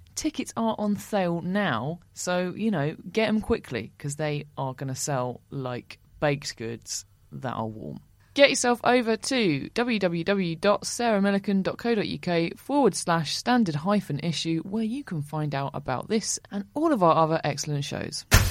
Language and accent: English; Essex, East of England, United Kingdom; I'm from Essex